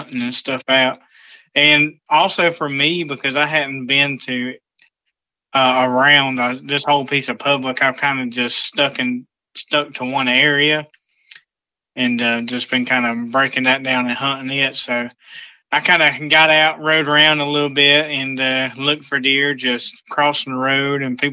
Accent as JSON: {"language": "English", "region": "South Alabama", "country": "United States", "said": "I'm from South Alabama, very close to the Florida-Georgia line."}